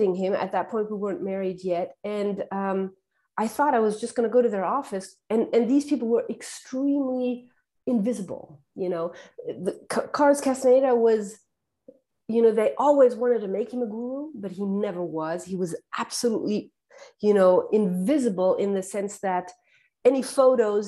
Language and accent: English; Germany; I was born and raised in Germany, but I had a French education because my dad is Algerian